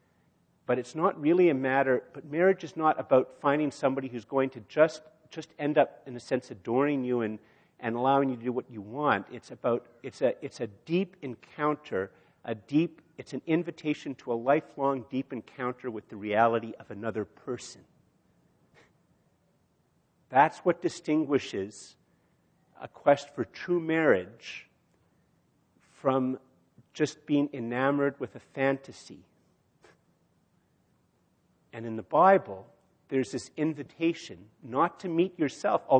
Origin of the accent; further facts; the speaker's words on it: Canada; I'm a Canadian, I breathe Canadian air